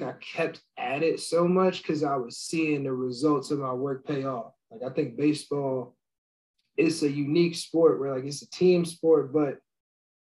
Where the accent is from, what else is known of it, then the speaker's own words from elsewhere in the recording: New Jersey, United States; growing up in New Jersey, I was a big Yankee fan